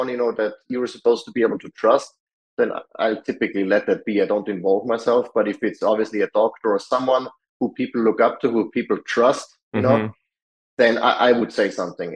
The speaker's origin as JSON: {"language": "English", "region": "Salzburg", "country": "Austria", "tie": "born or raised there", "moved": "as an adult", "lives_now": "United States", "said": "Salzburg, when my hometown"}